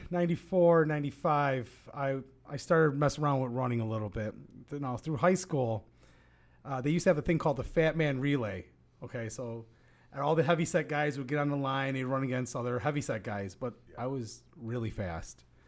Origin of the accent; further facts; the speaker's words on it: Oak Lawn, Illinois, United States; I was born and raised in Oaklawn